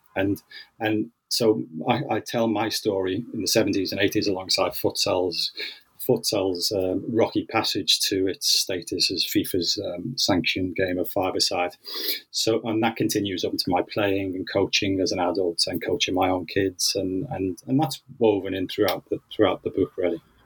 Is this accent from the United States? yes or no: no; Liverpool, North West England, United Kingdom; growing up in Liverpool, um, in the northwest of England.